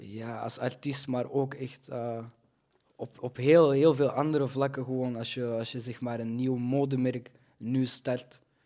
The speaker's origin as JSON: {"language": "Dutch", "country": "Belgium", "tie": "born or raised there", "said": "Ik kom ook gewoon uit België. Ik ben hier altijd eh, opgegroeid."}